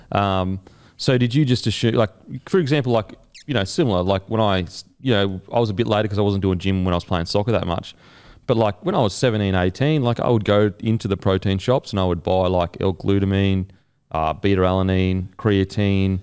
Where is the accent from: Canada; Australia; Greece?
Australia; as an Aussie